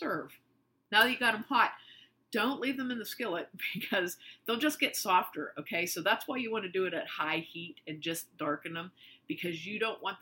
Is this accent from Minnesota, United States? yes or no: no; New Castle, Pennsylvania, United States; We're from Western Pennsylvania. And the town that we're from, Newcastle